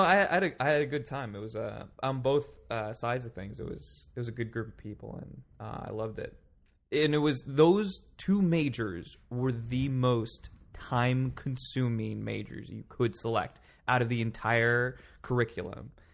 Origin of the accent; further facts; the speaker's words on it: Palm Springs, California, United States; now in New York City, United States; I grew up in Palm Springs, California.